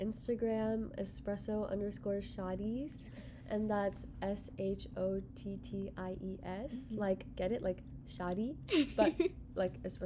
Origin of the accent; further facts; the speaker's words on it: Frisco, Texas, United States; I'm from Dallas. I'm from the Dallas area. I'm from Frisco